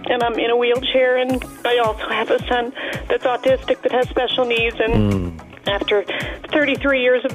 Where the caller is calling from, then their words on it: Pennsylvania, United States; I'm calling from Pennsylvania.